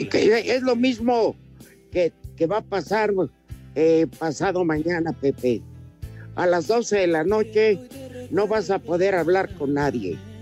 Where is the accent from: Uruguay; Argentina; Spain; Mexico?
Mexico; así somos los mexicanos